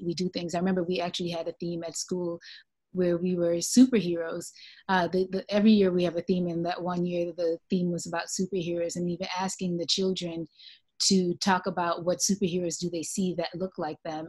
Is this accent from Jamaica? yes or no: yes; Jamaica; I'm from Jamaica